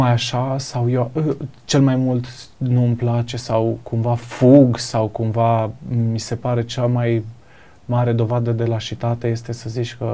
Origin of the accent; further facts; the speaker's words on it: Sibiu, Sibiu County, Romania; Da, eu sunt de la Sibiu, mi îmi place mâncarea.